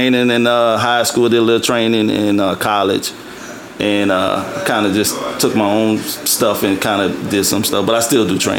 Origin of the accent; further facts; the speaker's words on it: New Orleans, Louisiana, United States; also born or lived in Atlanta; I'm from New Orleans, Louisiana.